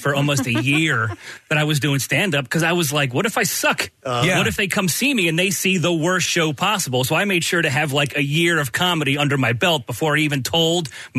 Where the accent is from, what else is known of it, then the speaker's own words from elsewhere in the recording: Delaware County, Pennsylvania, United States; I'm from Delco.